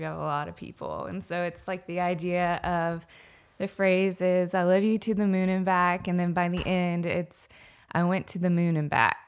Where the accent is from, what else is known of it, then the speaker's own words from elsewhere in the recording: Anderson, South Carolina, United States; I am from Anderson, South Carolina.